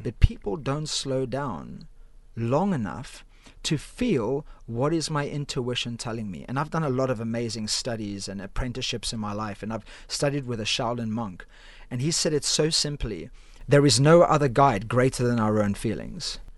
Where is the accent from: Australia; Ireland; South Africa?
South Africa; Cape Town, Western Cape; moved away as an adult; now in United Kingdom; I'm originally from Cape Town, South Africa